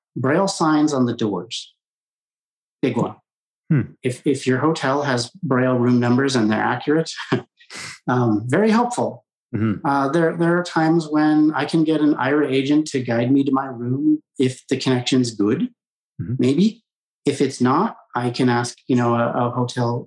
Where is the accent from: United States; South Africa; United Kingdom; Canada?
United States; Colorado; I grew up in Colorado in mainstream public schools, K through 12.